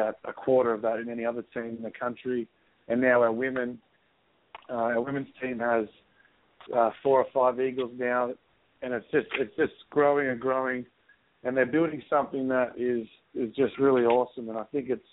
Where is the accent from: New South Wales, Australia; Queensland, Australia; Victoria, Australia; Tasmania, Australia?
New South Wales, Australia; Sydney; moved away as an adult; now in Seattle, United States; I was born in Sydney, Australia, in a little town called Cronulla Beach. So I grew up in a very active town